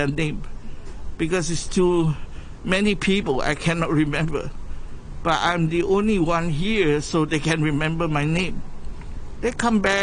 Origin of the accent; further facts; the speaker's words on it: Singapore; moved away as an adult; now in Hong Kong; the original place that I come from is from Singapore. Educated and born there